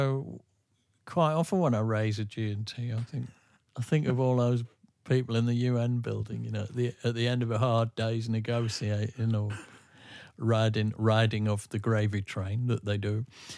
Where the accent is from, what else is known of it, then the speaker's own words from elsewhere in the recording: England, United Kingdom; we're English.